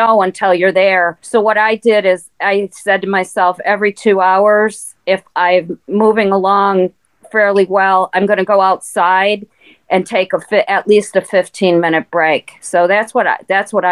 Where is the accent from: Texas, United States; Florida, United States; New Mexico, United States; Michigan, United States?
Michigan, United States; Detroit; I grew up in Detroit. And we grew up in a very blue-collar neighborhood